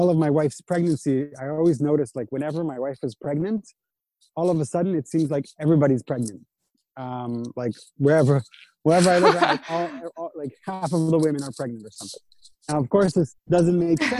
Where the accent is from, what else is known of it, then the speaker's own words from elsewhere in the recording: Israel; I was born in Israel and raised in Israel, but my parents are from North America.